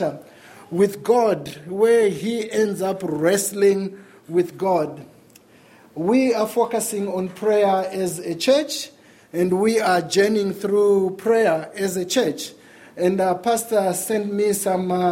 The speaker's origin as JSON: {"language": "English", "country": "Zimbabwe", "tie": "born or raised there", "moved": "yes", "said": "Growing up in Zimbabwe in the 80s"}